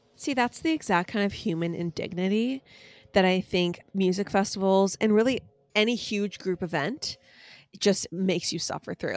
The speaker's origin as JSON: {"language": "English", "country": "United States", "said": "I'm an American"}